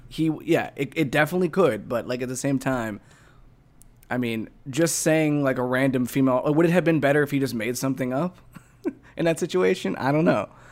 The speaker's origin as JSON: {"language": "English", "region": "Midwest", "country": "United States", "said": "we're both from the Midwest"}